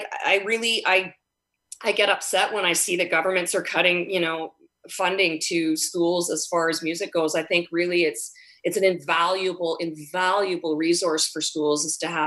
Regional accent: Edmonton, Alberta, Canada; now in Vancouver, Canada; I grew up in Edmonton

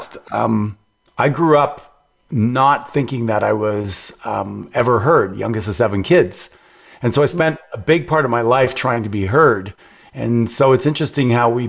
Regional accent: Montreal, Quebec, Canada; Montreal, Canada

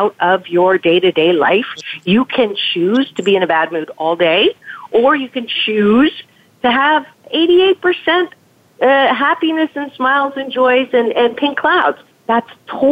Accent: Canada; moved away; I'm from Canada originally

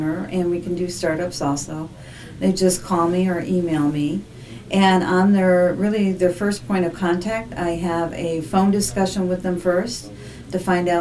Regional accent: Chicago, Illinois, United States; moved away as an adult; also born or lived in Los Angeles, California; I grew up here in Chicago.

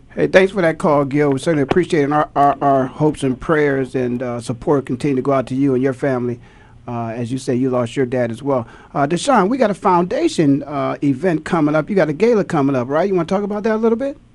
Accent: Canton, Ohio, United States; born and raised in Canton, Ohio.

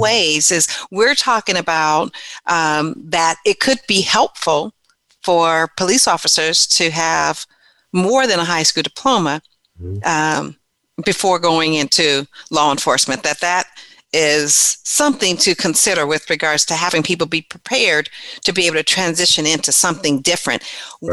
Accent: San Diego, California, United States; also born or lived in Louisiana; I grew up in San Diego, California

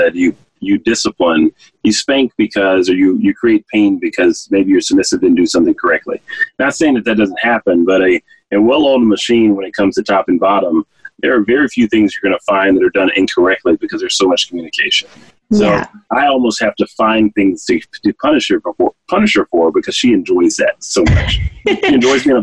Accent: North Louisiana, United States; I grew up in North Louisiana

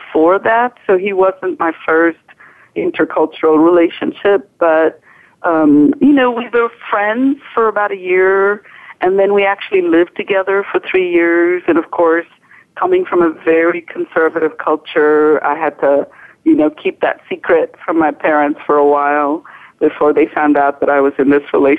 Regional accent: India; moved away as an adult; also born or lived in Western Massachusetts; now in United States; I was raised in India. I grew up in India.

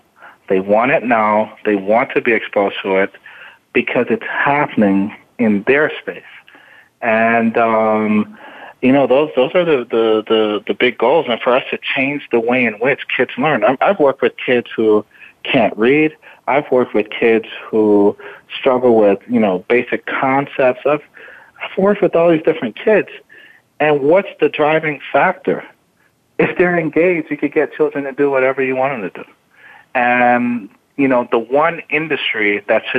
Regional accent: Miami, Florida, United States; born or raised there; also born or lived in Jamaica

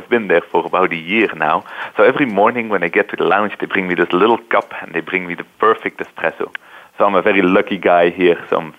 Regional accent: Belgium; moved away as an adult; now in Houston, United States; you can tell from my accent that I wasn't born and raised here. Mm-hmm. I come from a little country called Belgium.

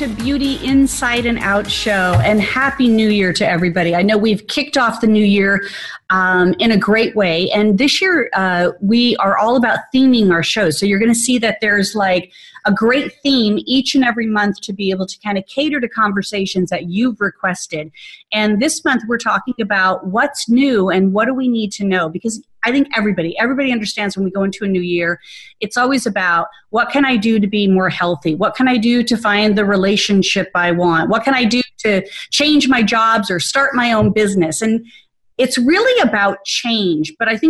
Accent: Arizona, United States; moved away as an adult; now in Atlanta, United States; moved to Atlanta, and although I was transitioning all of last year from everything that I had in my home state of Arizona

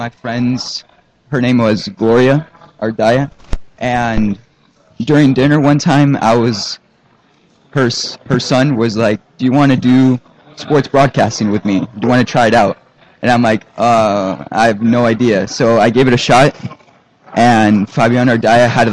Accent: Buenos Aires, Argentina; now in Arizona, United States; I'm from Argentina, so growing up, I had to speak, try to learn two languages

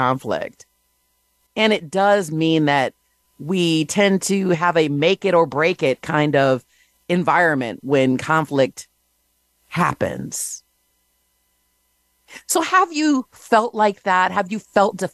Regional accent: Michigan, United States; now in New Jersey, United States; Currently, I'm in New Jersey, but originally I'm from Michigan

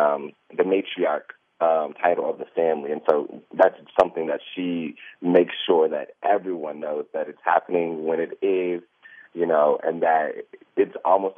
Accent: the South, United States; I come from the South. I come from a very close-knit family.

